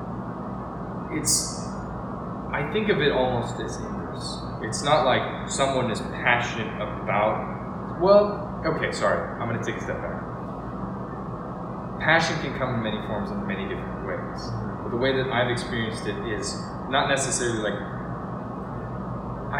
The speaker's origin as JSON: {"language": "English", "town": "Seattle", "region": "Washington", "country": "United States", "tie": "born or raised there", "moved": "as an adult", "lives_now": "San Diego, United States", "said": "growing up in Washington, Seattle"}